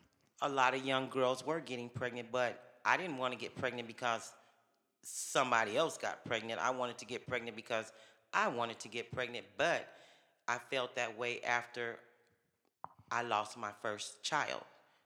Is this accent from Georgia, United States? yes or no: no; San Bernardino, California, United States; I'm from San Bernardino, California.